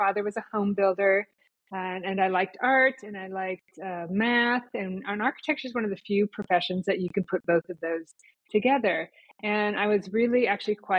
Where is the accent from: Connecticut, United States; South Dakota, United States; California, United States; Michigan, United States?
South Dakota, United States; Rapid City; moved away as an adult; also born or lived in Minneapolis / New York City area; I went from my hometown in the Black Hills of South Dakota to Minneapolis and beyond.